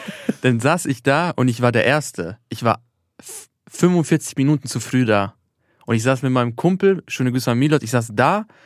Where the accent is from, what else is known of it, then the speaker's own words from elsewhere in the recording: Austria; Er so, okay, woher kommst du? Ich so, aus Österreich. Nee, ursprünglich. Ich so, ja, Albaner.